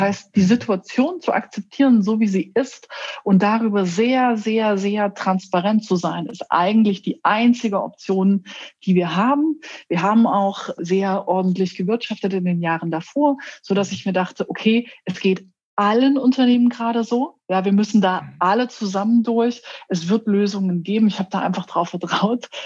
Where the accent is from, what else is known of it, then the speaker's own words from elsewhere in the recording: Querfurt, Saxony-Anhalt, Germany; now in Berlin, Germany; in meine Heimatstadt nach Querfurt in Sachsen-Anhalt